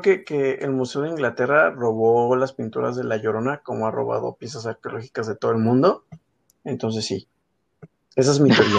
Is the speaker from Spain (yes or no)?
no; northern Mexico, Mexico; como buen mexicano, como buenos mexicanos